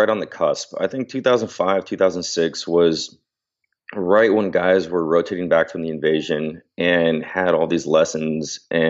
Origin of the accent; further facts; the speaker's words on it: San Diego, California, United States; dude, I'm from San Diego, so I was dying.